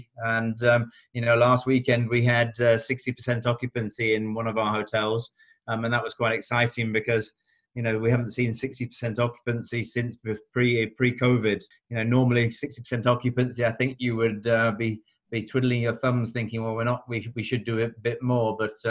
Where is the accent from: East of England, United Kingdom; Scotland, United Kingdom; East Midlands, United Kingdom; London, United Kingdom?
East Midlands, United Kingdom; Chesterfield; So I grew up in Chesterfield.